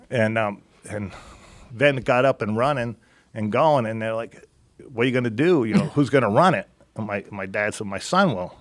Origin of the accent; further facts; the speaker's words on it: Ringtown, Pennsylvania, United States; moved away; Ringtown, Pennsylvania.